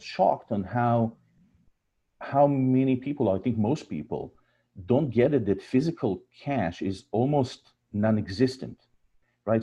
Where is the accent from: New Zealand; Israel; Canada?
Israel; moved away as an adult; you can hear from my accent. I was born and raised in Israel. I'm here for about 15 years, followed my wife